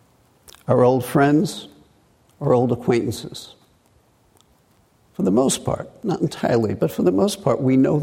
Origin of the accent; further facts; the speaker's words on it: New York City, New York, United States; accent: Brooklyn; moved away; growing up in Brooklyn in a blue-collar to middle-class area